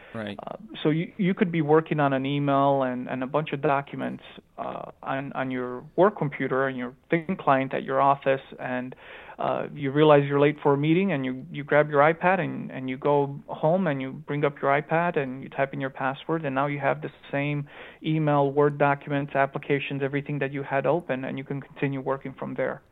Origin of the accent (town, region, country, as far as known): Chicago, Illinois, United States; born or raised there; accent: Romanian accent mixed with Chicagoan accent; also born or lived in Romania / Phoenix, Arizona